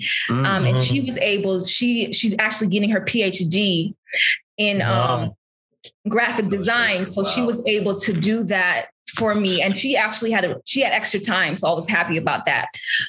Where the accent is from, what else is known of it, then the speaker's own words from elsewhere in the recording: Berrien Springs, Michigan, United States; I'm going to Oakwood. I'm from Berrien Springs. I don't know if you've been to Berrien, but there's just cows